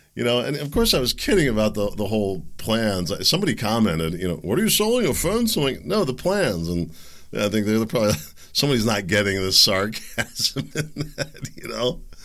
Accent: Pennsylvania, United States; I grew up playing in Pennsylvania's creeks, the streams, the woods, tracking animals

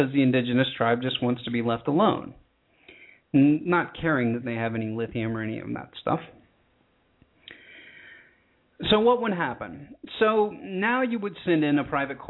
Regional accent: United States; I'm from the United States

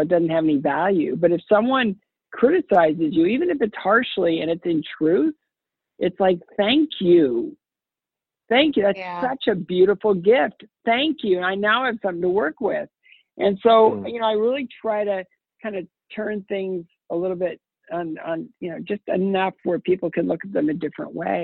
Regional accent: Ohio, United States; I grew up in a small town in Ohio

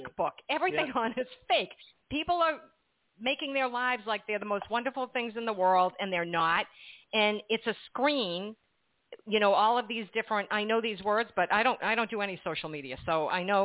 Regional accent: Massachusetts, United States; now in New Jersey, United States; I'm from Massachusetts, and I live in New Jersey now

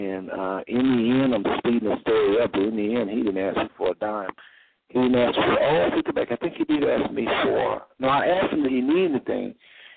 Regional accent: United States; I'm from the United States

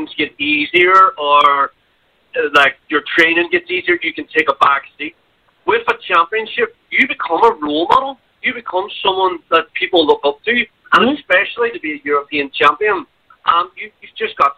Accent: Ireland; now in China; I am Irish, but I'm not that Irish

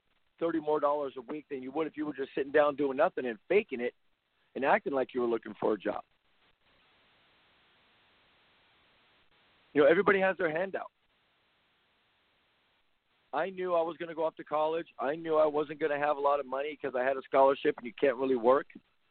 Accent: Compton, California, United States; I grew up in the Compton area

